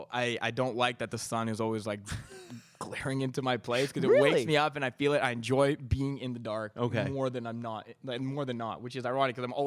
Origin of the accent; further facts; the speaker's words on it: Mississauga, Ontario, Canada; also born or lived in London, Ontario; now in Toronto, Canada; So I grew up in Mississauga, and I was born in Toronto and moved there when I was 6 months old.